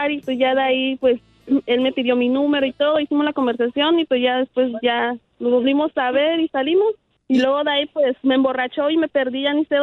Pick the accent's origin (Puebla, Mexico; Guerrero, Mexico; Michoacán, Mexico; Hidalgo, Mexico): Puebla, Mexico; no soy 100%, le digo, soy de, allá de Puebla, le digo.